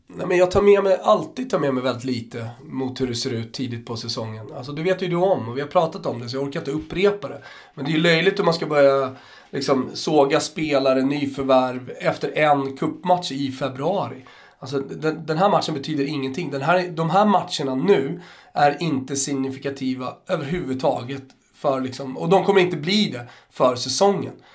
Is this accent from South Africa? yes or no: no; Austria; now in Sweden; jag som österrikare